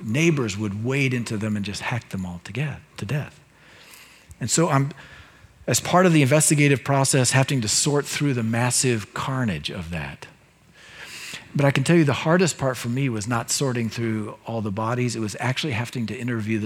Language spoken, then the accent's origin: English; United States; as an American Christian